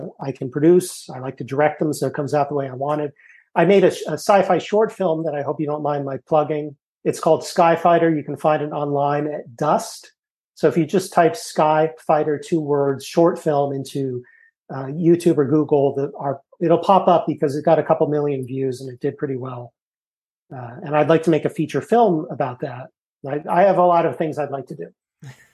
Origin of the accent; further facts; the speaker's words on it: Martha's Vineyard, Massachusetts, United States; also born or lived in Hanover, New Hampshire; I grew up in Martha's Vineyard.